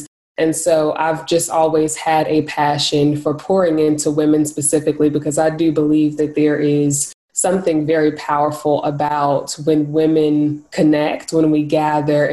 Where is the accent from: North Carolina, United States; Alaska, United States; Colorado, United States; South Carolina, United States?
North Carolina, United States; Greensboro; I am from Greensboro, North Carolina, and that is still where I reside currently